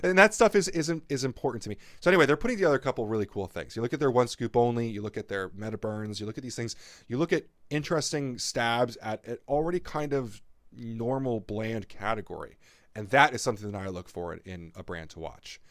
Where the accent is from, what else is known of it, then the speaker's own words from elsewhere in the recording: New Jersey, United States; I'm from New Jersey